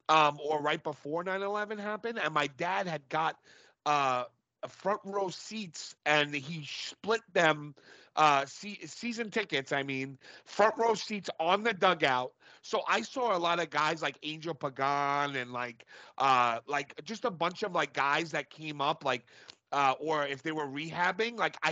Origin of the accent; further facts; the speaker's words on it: New York City, New York, United States; now in Long Island, United States; I'm from Brooklyn. I was raised in Brooklyn my whole life till I was 24, and then I moved to Long Island.